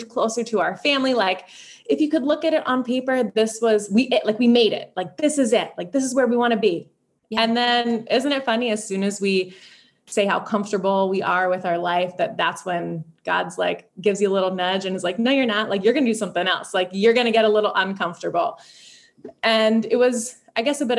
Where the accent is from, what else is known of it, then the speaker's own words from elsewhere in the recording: Philadelphia, Pennsylvania, United States; moved away as an adult; now in Sebring, United States; I'm from Philadelphia